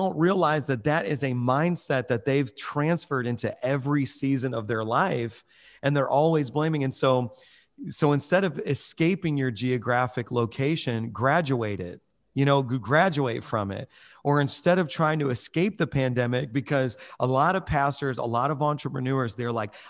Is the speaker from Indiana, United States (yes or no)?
yes; Indiana, United States; I'm originally from Chicago area, Northwest Indiana. And when I moved to New York City, all the pastors called New York City the graveyard of churches.